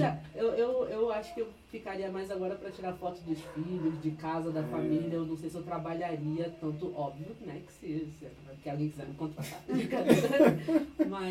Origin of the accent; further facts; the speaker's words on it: Rio de Janeiro, Brazil; eu sou carioca da gema